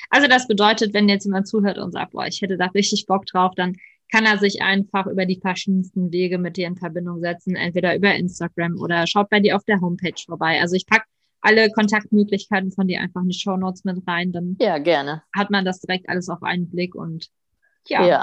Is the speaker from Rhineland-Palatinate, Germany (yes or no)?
no; North Rhine-Westphalia, Germany; ja, ich komme aus der Nähe von Köln